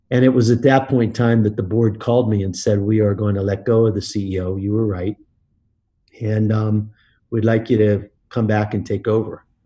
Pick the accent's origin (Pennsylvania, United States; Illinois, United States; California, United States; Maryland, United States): Pennsylvania, United States; Pittsburgh; I grew up in Pittsburgh, uh, Pennsylvania